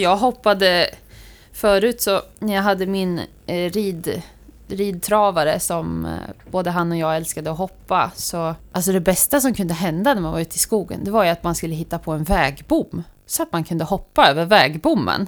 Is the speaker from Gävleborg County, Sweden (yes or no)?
no; Västra Götaland, Sweden; moved away; jag är från Västra Götaland